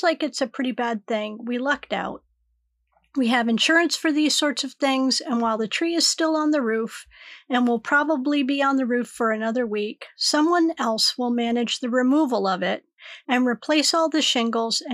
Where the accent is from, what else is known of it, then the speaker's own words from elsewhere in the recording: New England, United States; growing up in New England, where a snowstorm or a hurricane could knock out power for a week